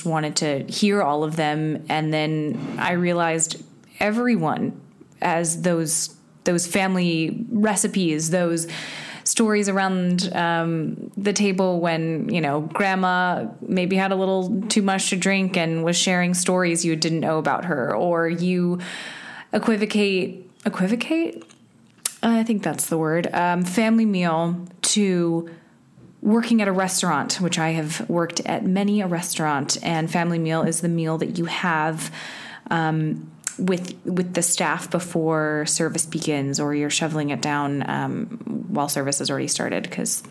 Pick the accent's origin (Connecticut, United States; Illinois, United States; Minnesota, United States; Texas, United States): Illinois, United States; Winnetka; I grew up in Chicago, outside of the city, in a little suburb called Winnetka